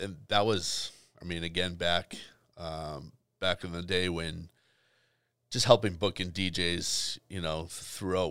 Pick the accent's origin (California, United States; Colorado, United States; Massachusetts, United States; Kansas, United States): Massachusetts, United States; Boston; growing up in Boston